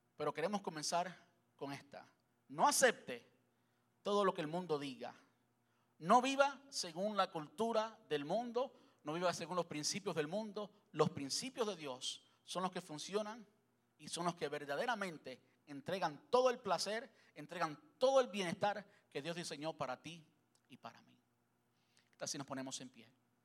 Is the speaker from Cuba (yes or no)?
yes; Cuba; soy cubano